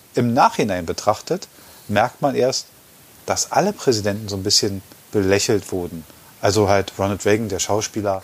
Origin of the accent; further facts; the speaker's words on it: Germany; wir als Deutsche